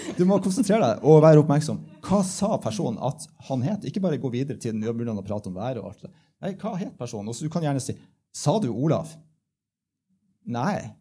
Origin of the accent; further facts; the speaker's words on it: Bodø, Nordland, Norway; Jeg kommer fra Bodø